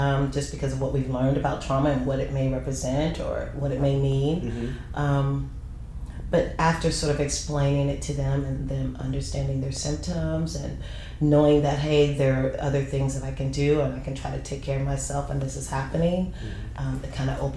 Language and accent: English; San Francisco, California, United States; moved away; I'm from San Francisco, so it's lit up everywhere